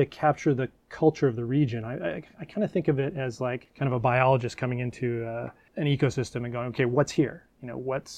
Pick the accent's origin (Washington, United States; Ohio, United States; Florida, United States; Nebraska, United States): Washington, United States; Bremerton; I was born and raised in Bremerton, went to high school there